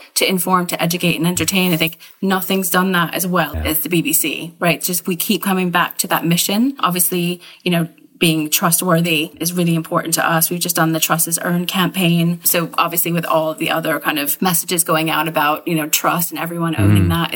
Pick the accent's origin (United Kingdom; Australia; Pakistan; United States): United Kingdom; as British citizens